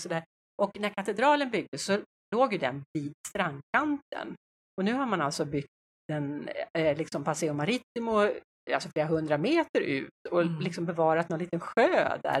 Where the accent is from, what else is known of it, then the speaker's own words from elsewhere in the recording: Sweden; vi svenskar